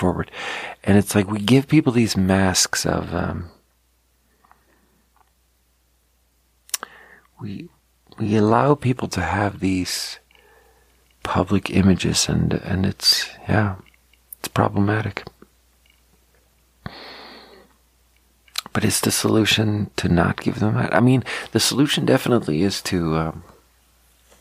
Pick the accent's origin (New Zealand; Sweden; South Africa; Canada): Sweden; growing up in Sweden, they taught us so much about the Holocaust